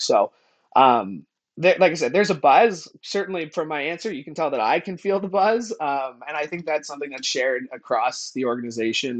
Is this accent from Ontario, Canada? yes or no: yes; Niagara, Ontario, Canada; also born or lived in Hamilton; I grew up in Niagara, which, you know, is about a forty-five minute drive, thirty minute drive from, from, from Hamilton